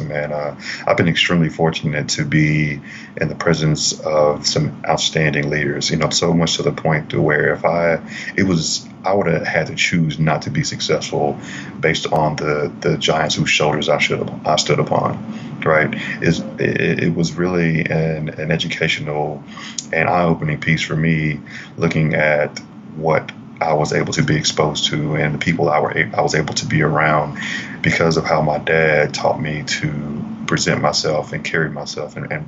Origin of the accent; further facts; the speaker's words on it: Grenada, Mississippi, United States; I'm born and raised in Grenada, Mississippi